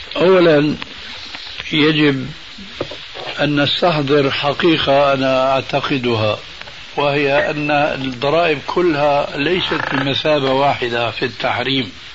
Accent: Damascus, Damascus Governorate, Syria; عندنا في دمشق

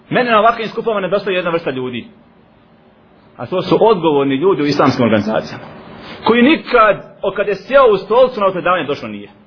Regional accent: Bosnia & Herzegovina; kod nas u Bosni

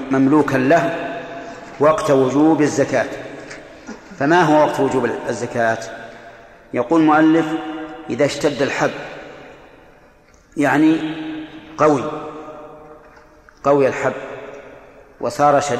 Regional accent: Bahrain; لسان العرب يلا من عندنا في البحرين يلا

